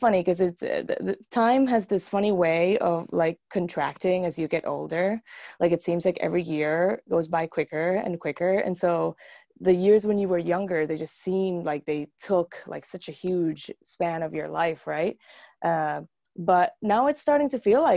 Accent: Aibonito, Puerto Rico; moved away as an adult; also born or lived in Arecibo, Puerto Rico; now in United States; I grew up in Puerto Rico

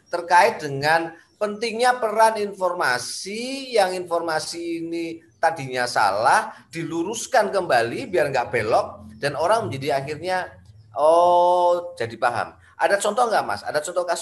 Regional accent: Special Region of Yogyakarta, Indonesia; tadi problem yang Mas Budi ceritakan ini belum lama juga terjadi di desa saya di di Sleman gitu

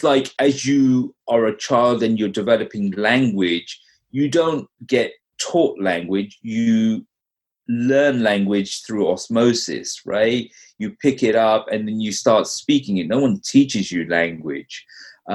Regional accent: London, United Kingdom; now in North Carolina, United States; I grew up in London. I've been, you know, in the US now, in North Carolina for about 15 years

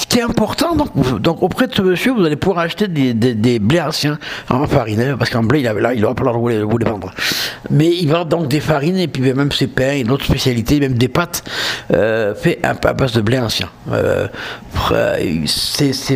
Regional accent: south of France, France; accent: southern French; je suis du sud de la France, avec mon accent, vous l'aurez vu

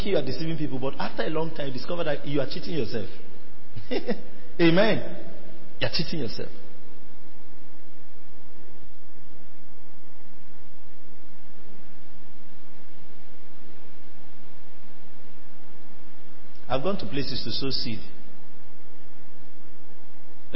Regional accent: Nigeria; I'm Nigerian

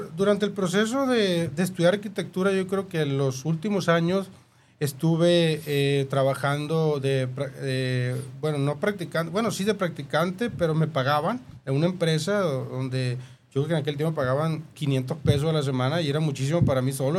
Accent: Guasave, Sinaloa, Mexico; accent: norteño; yo soy originario de San Rafael, Guasave, Sinaloa

